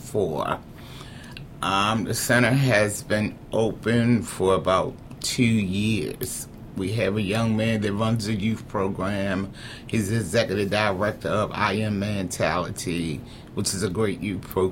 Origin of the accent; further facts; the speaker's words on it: Baltimore, Maryland, United States; also born or lived in Eastern Shore, Maryland / Irvington, Baltimore; I was raised up in East Baltimore. I spent a lot of my younger years in the Eastern Shore.